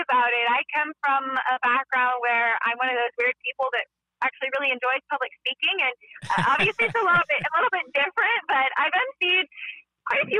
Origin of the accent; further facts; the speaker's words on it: Connecticut, United States; I'm from Connecticut